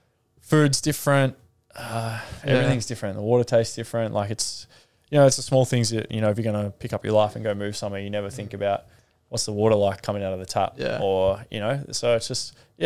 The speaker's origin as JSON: {"language": "English", "town": "Melbourne", "region": "Victoria", "country": "Australia", "tie": "born or raised there", "said": "I grew up in Melbourne, in Sandringham."}